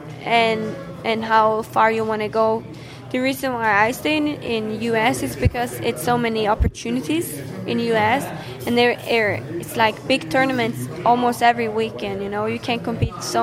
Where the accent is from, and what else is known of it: west coast of Norway, West Norway, Norway